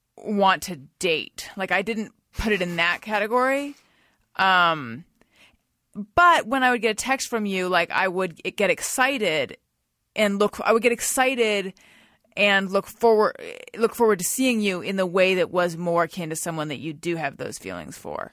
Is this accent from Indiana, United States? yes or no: no; California, United States; moved away as an adult; also born or lived in New York / Los Angeles; so I moved back to California from New York and I was living at my parents' house in Orange County